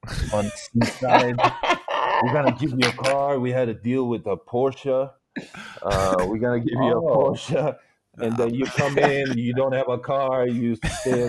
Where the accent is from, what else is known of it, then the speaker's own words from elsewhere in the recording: Büyükçekmece, Istanbul, Turkey; moved away; also born or lived in West Virginia, United States; it's my hometown also.